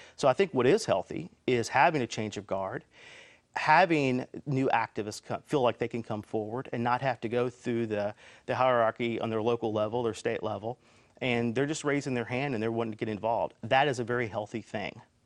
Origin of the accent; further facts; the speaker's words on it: Elizabethtown, Kentucky, United States; I'm from Elizabethtown, I live in Elizabethtown